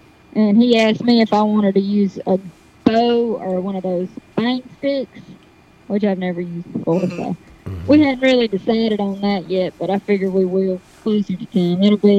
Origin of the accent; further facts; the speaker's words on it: the South, United States; And then we soak them in hot sauce and deep fry them because we're from the South.